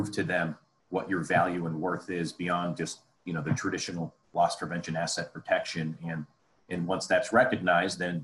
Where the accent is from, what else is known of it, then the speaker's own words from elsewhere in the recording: Columbus, Ohio, United States; moved away; also born or lived in Detroit / Los Angeles / Chicago; my hometown here in Columbus, Ohio